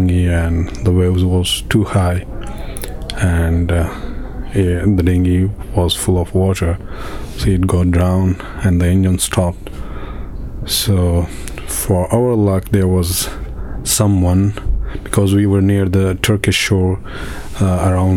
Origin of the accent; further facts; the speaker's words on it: Afghanistan; now in Calais, France; I came from Afghanistan to Iran